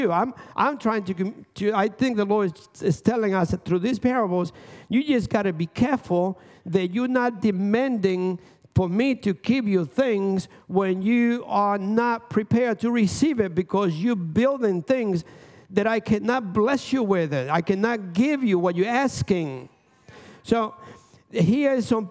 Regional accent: Dominican Republic; now in United States; I'm from Dominican Republic

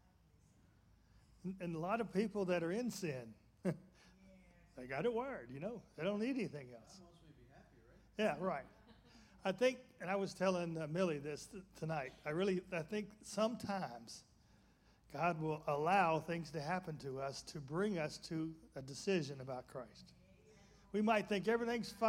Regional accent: Birmingham, Alabama, United States; I grew up in Birmingham, Alabama

